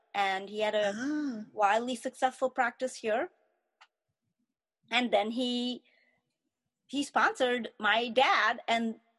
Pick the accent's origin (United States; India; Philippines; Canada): India; Chennai, Tamil Nadu; born there; they're from Chennai or whatever, but I was born in Madras. I mean, because that's what it was called then.